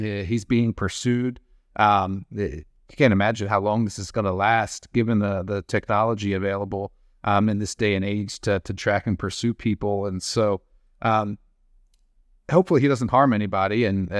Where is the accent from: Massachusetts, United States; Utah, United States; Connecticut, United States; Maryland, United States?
Maryland, United States; And he was quite close to where I grew up in Cecil County, Maryland.